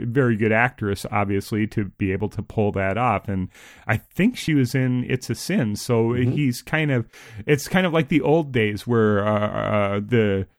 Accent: United States; as an American viewer

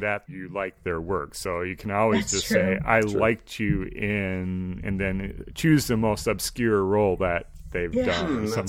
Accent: Minnesota, United States; accent: Minnesotan; No one's really asked in a good way where my Minnesotan accent is.

